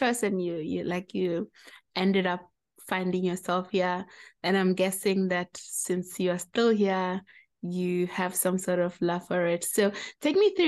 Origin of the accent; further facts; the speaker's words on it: Limpopo, South Africa; I come from Limpopo as well